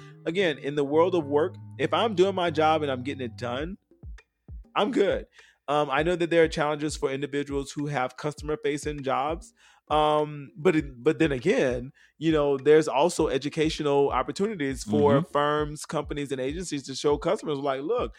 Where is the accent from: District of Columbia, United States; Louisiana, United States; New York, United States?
Louisiana, United States; New Orleans; I'm from New Orleans, ho.